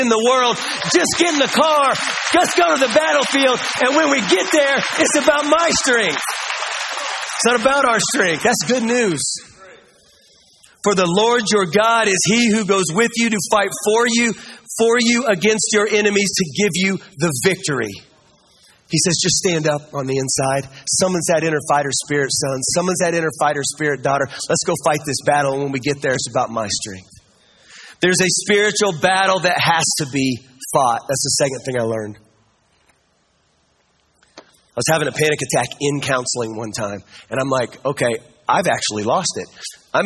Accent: Kansas, United States; I'm from Kansas

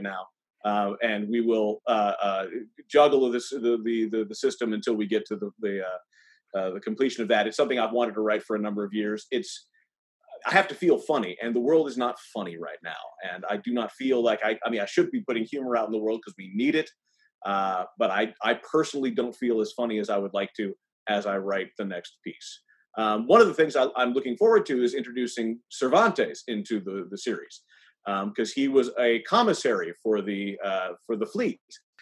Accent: Ann Arbor, Michigan, United States; I actually knew Bob when I was growing up in Ann Arbor

